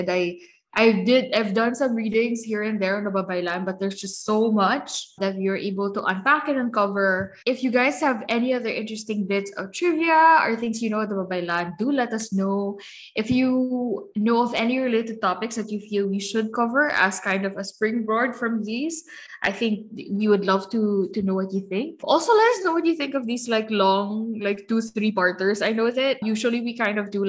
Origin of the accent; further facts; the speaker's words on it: Philippines; as a Filipino woman today